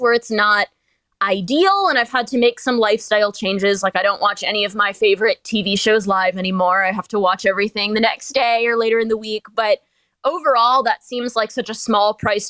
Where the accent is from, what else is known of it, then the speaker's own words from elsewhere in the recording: Maine, United States; moved away as an adult; also born or lived in Charlotte, North Carolina / Charlottesville, Virginia; now in Norfolk, United States; I'm from Maine